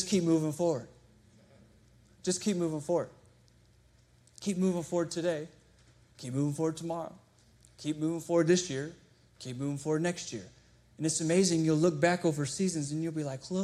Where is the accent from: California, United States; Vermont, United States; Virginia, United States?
Virginia, United States; Chesterfield; I grew up in Chesterfield.